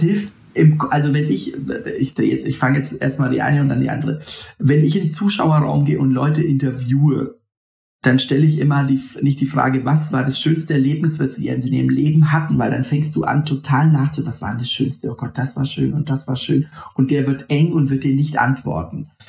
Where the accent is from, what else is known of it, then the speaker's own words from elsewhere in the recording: Franconia, Bavaria, Germany; aus dem Fränkischen, wo ich herkomme